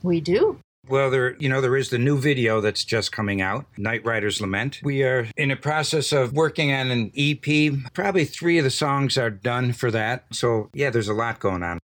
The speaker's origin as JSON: {"language": "English", "town": "Buffalo", "region": "New York", "country": "United States", "moved": "yes", "said": "I'm from Western New York, around the Buffalo area, outskirts"}